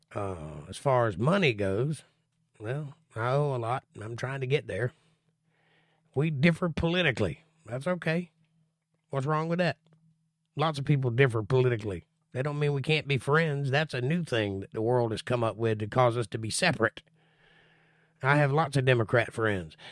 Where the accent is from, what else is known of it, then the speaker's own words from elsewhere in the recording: Florida, United States; I'm from Florida